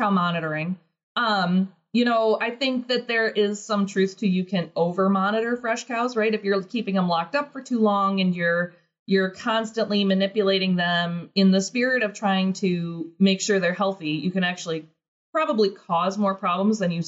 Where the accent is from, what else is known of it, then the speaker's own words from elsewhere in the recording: Midwest, United States; I'm from the Midwest